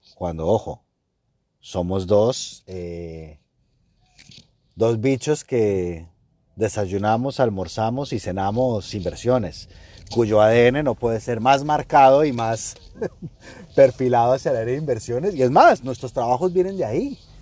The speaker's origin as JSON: {"language": "Spanish", "country": "Colombia", "said": "estoy en Colombia, estoy en mi país"}